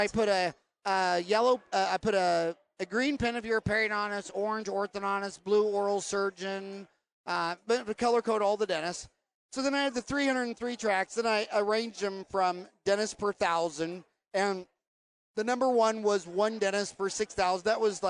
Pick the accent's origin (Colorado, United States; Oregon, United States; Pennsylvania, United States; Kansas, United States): Kansas, United States; I grew up in Kansas in Catholic school.